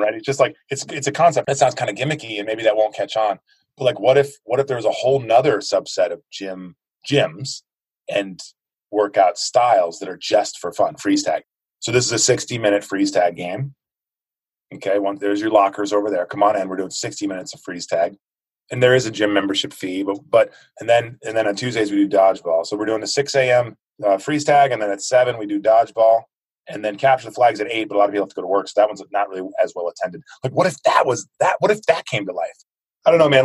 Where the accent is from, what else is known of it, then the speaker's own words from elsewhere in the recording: United States; I grew up in the United States.